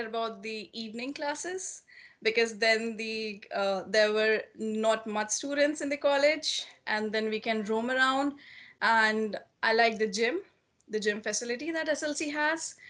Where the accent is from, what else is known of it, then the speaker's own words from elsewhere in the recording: India; moved away as an adult; now in Canada; I hail from India.